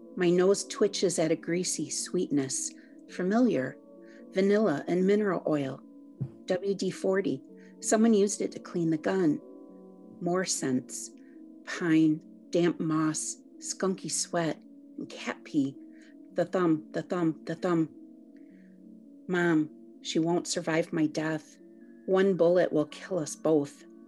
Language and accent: English; New Buffalo, Michigan, United States; I grew up in New Buffalo